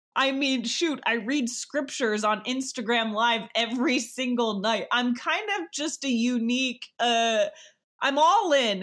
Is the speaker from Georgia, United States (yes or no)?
no; New York, United States; I am from New York